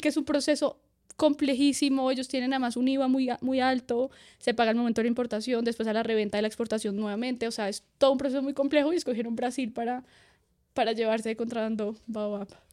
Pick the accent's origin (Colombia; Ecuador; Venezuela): Colombia; nos vinimos desde Colombia hasta el otro lado del mundo